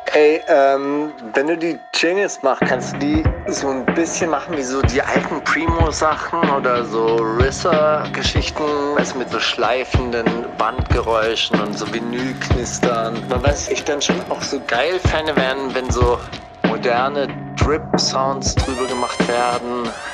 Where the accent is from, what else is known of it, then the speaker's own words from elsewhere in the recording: Stuttgart, Baden-Württemberg, Germany; ich bin ja in Stuttgart aufgewachsen